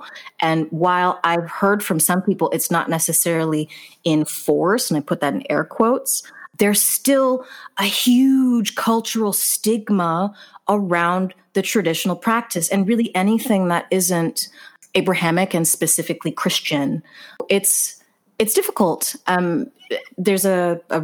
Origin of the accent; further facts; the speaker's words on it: Jamaica; as both a Jamaican woman